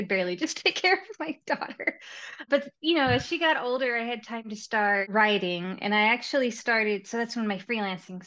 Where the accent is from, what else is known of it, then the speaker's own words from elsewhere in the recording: Texas, United States; moved away as an adult; also born or lived in Seattle area; now in Seattle, United States; I'm from Texas originally